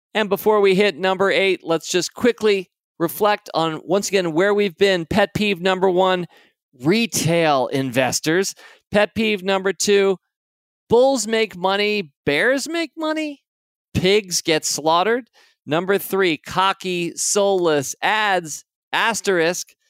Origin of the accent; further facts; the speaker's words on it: United States; I'm an American.